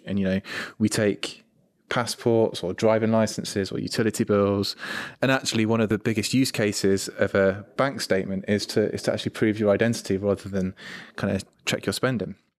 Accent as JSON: {"language": "English", "country": "United Kingdom", "said": "I'm British, I'm male"}